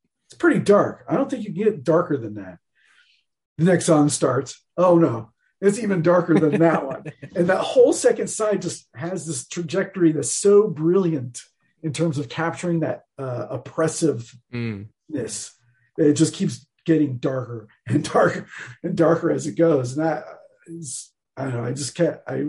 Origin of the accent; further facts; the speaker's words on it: Bay Area, California, United States; growing up in the Bay Area